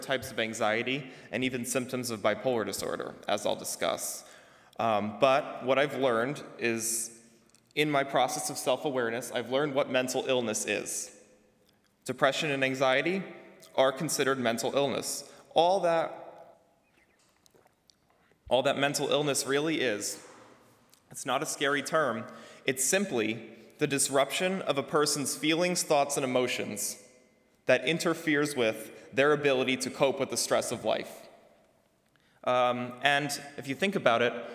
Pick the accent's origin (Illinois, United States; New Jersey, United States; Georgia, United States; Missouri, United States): New Jersey, United States; moved away as an adult; now in New York City, United States; I'm from New Jersey.